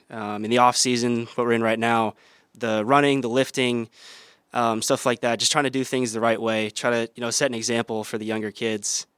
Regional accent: Waukee, Iowa, United States; also born or lived in Sacramento, California / Cedar Rapids, Iowa; I was born in Sacramento, raised there for, uh, a few years, then moved out to Iowa for my dad's job. Um, went to, like, elementary, middle school in Cedar Rapids, and then moved to Waukee, Iowa, Um, went to high school there

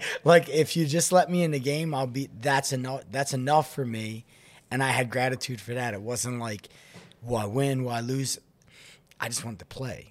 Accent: Philadelphia, Pennsylvania, United States; born or raised there; moved away as an adult; also born or lived in Florida

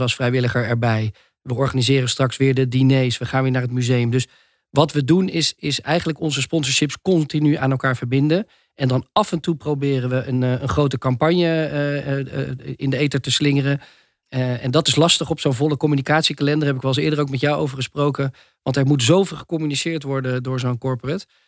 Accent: Netherlands; in ons land

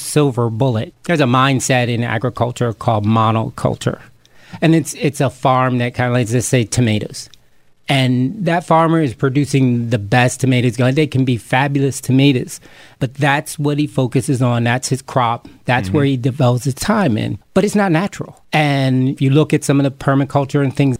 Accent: Camden, New Jersey, United States; being a kid growing up in Camden, New Jersey

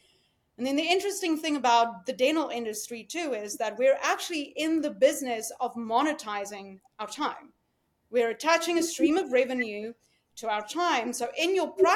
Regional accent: South Africa; moved away as an adult; now in United States; I came here from South Africa

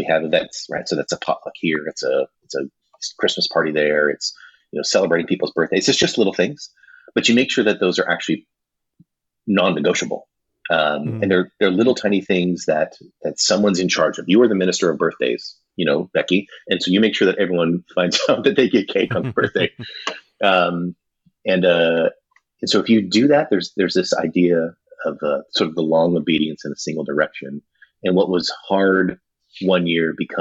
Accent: Running Springs, California, United States; I grew up down in Southern California in a mountain town called Running Springs.

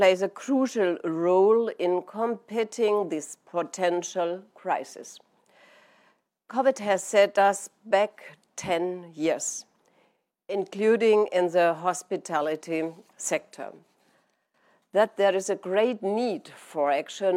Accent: Germany; my home country of Germany

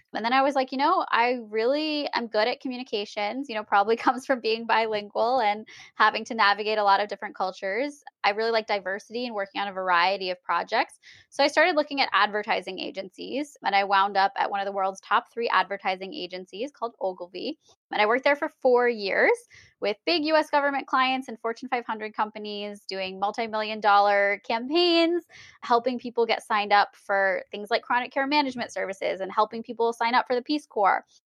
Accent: United States; being American and having been born in America

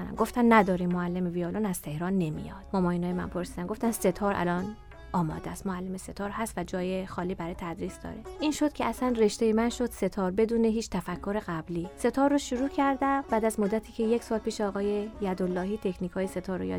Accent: Tehran, Tehran Province, Iran; born there; متولد 1356 36 سالمه در تهران به دنیا آمدم بچه سوم خانواده هستم

